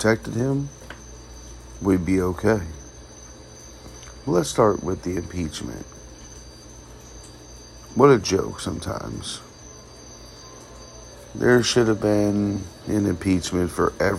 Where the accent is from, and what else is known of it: United States